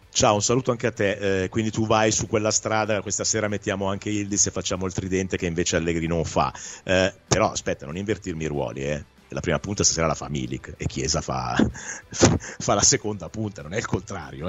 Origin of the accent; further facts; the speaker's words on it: Milan, Lombardy, Italy; da milanese